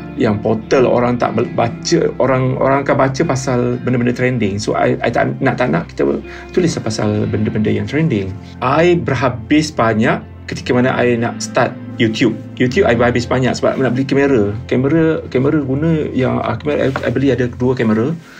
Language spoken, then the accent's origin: Malay; Kelantan, Malaysia; Saya berasal daripada Kelantan